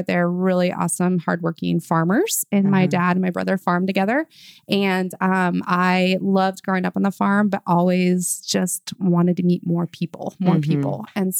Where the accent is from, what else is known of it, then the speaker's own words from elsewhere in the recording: Nebraska, United States; moved away as an adult; also born or lived in Texas / Kansas City; now in Oklahoma, United States; I was born in Nebraska and now I'm living in Oklahoma. So that's kind of a sin in its own manner because I was raised as a Husker and I'm living in Sooner, like Boomer Sooner land right now.